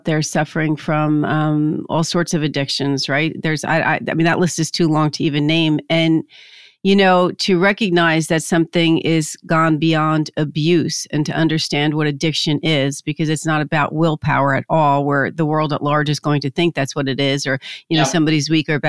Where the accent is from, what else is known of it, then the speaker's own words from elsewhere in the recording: New Jersey, United States; I'm from Jersey